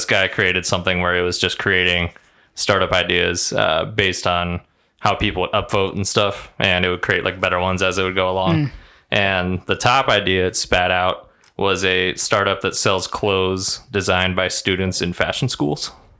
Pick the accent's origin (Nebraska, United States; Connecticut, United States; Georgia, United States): Nebraska, United States; Fellow Nebraskan.